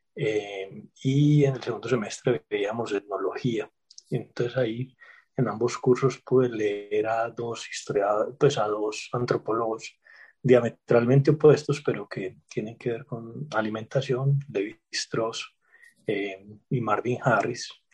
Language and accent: Spanish; Medellín, Antioquia, Colombia; also born or lived in Mexico; yo soy nacido en Medellín eh, hace 48 años